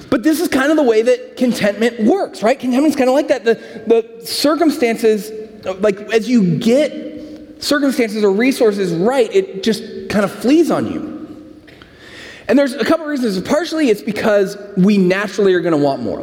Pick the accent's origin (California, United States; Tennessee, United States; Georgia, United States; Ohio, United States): California, United States; San Francisco; moved away; I'm from San Francisco